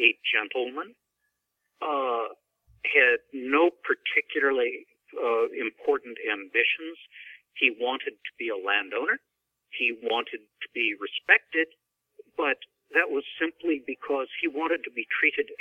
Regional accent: Iowa, United States; I'm from Iowa.

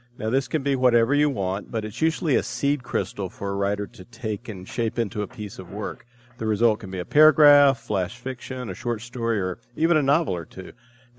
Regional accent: United States; as an American

